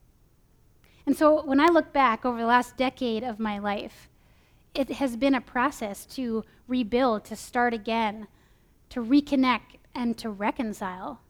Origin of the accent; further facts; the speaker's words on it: California, United States; moved away as an adult; also born or lived in Minnesota; I moved from California to Minnesota for college